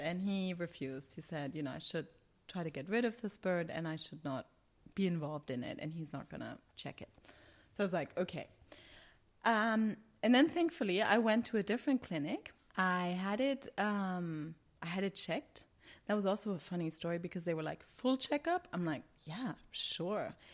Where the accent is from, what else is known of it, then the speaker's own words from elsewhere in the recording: Germany; moved away as an adult; now in Qatar; I'm from Germany and I have this German mindset and German training